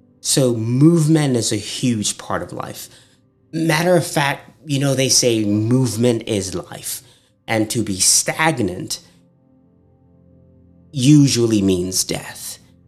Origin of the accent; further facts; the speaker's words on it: Nigeria; now in United States; I'm Nigerian American.